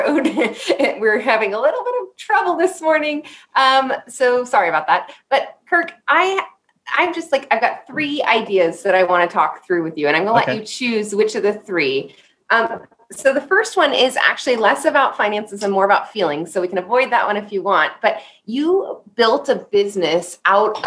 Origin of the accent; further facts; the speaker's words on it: California, United States; I'm from California with a little tiny town that's 6 square miles